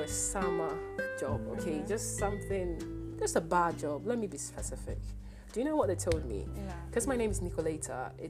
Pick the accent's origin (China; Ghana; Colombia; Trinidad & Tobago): Ghana; well, I'm Ghanaian.